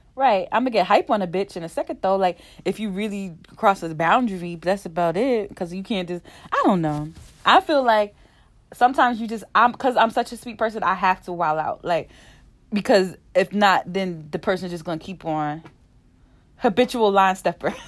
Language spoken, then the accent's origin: English; New Jersey, United States; I'm from New Jersey